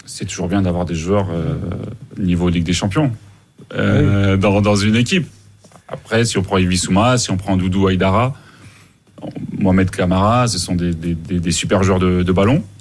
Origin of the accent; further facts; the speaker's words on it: Mali; à Bamako, chez nous au Mali